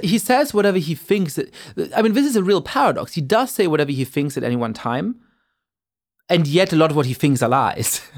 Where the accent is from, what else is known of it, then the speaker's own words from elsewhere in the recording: Germany; moved away as an adult; also born or lived in England / New York / France / East Coast, United States; now in United States; I grew up in Germany and then went to college in England